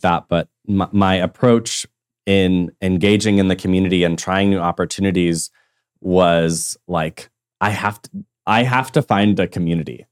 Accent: Tulsa, Oklahoma, United States; coming back to Tulsa was like understanding who I am in my hometown

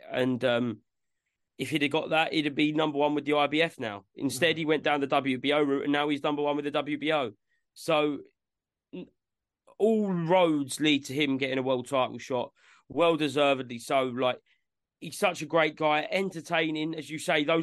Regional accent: Edinburgh, Scotland, United Kingdom; I'm from Edinburgh

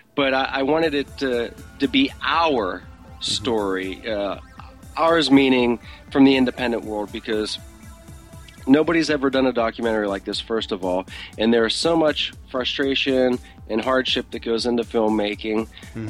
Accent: Pittsburgh, Pennsylvania, United States; moved away; my hometown of Pittsburgh

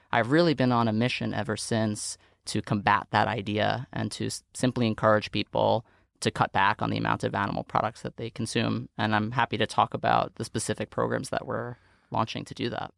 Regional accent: New York City, New York, United States; I grew up in Staten Island, New York

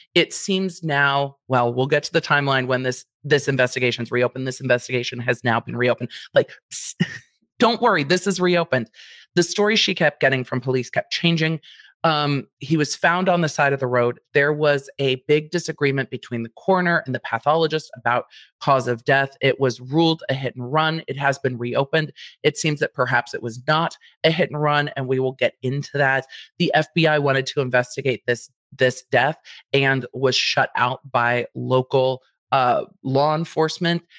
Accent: Southern California, United States; I'm from Southern California, my parents are from Jersey and Pennsylvania

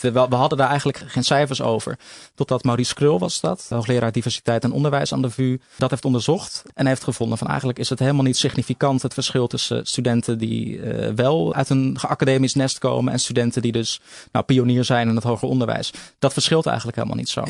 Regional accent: Vlaardingen, South Holland, Netherlands; also born or lived in Schiedam; ik ben geboren in Schiedam en opgegroeid in Vlaardingen.

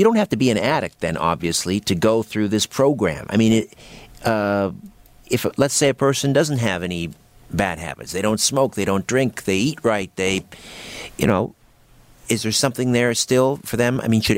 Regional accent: United Kingdom; I'm British-raised Protestant.

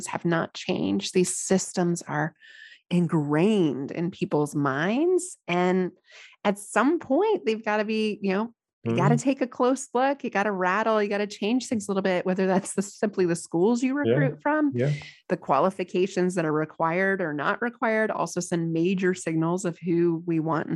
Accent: United States; here as an American

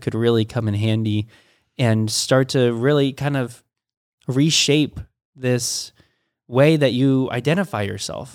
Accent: United States; I was born in America

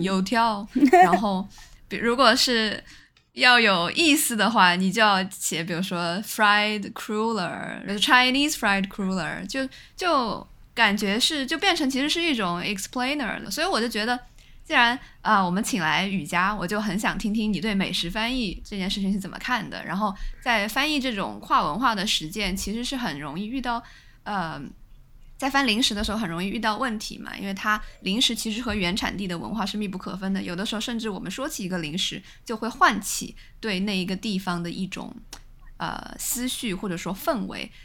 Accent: southern China, China; moved away as an adult; now in northern China; 我在北方城市已经住了大概七年了，我就相当于作为南方人

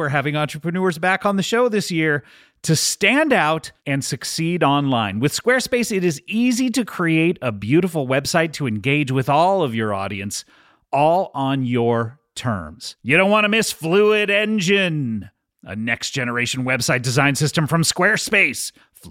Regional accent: Bronx, New York, United States; I'm from the Bronx.

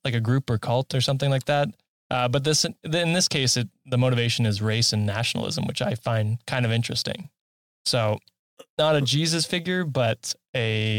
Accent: Canada; I'm a Canadian

